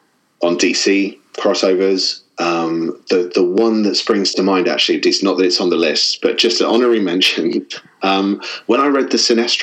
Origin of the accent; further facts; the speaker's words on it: Hampshire, South East England, United Kingdom; I'm from Hampshire in... which is right down the bottom, down the south of England on the coast.